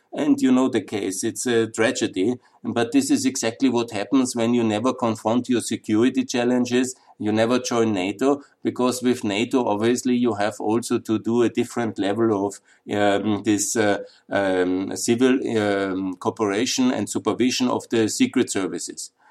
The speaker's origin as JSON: {"language": "English", "region": "Upper Austria", "country": "Austria", "said": "I come from Upper Austria, that's up on the Danube."}